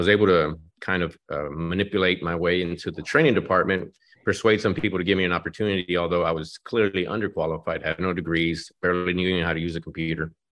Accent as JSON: {"language": "English", "country": "Mexico", "tie": "born or raised there", "moved": "yes", "lives_now": "Dallas, United States", "said": "I was born in Mexico."}